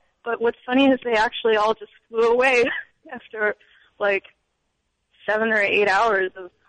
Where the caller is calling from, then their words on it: Oakland, California, United States; moved away; I'm calling from Oakland, California.